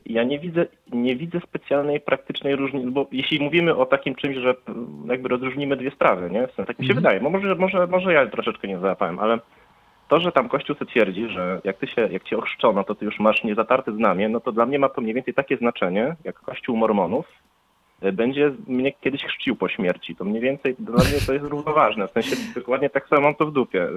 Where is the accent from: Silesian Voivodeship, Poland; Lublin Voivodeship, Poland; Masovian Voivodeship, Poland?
Lublin Voivodeship, Poland; Lublin; ja też jestem z Lublina